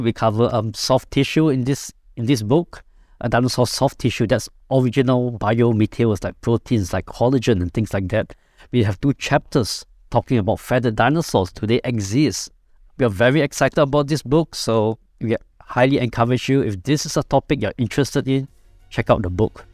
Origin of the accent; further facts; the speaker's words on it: Singapore; I'm from Singapore